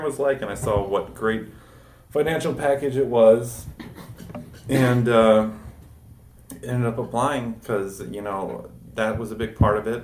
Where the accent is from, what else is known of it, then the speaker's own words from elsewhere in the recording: Carbondale, Illinois, United States; I am from Carbondale, Illinois, which is in southern Illinois, far away from Chicago